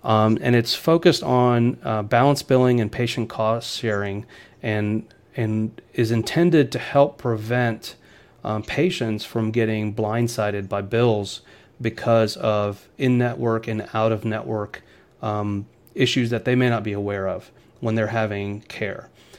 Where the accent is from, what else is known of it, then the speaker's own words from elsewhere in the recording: Atlanta, Georgia, United States; also born or lived in Michigan; I grew up in Atlanta